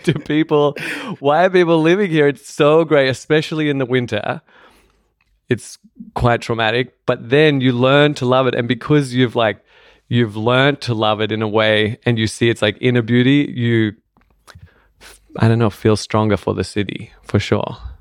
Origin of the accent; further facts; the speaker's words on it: Australia; also born or lived in London; now in Berlin, Germany; I grew up in Australia where you had to have a car to get around